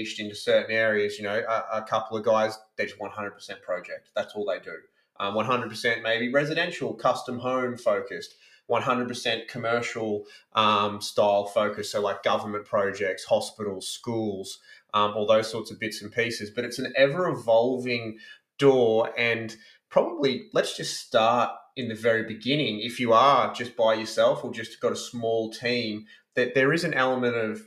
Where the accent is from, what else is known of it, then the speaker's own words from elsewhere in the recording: Brisbane, Queensland, Australia; moved away; I grew up in Brisbane